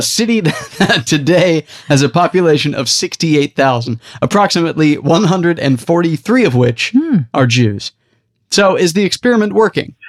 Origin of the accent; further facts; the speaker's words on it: Denver, Colorado, United States; I'm from Denver